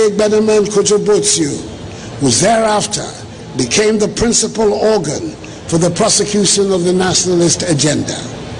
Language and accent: English; Ghana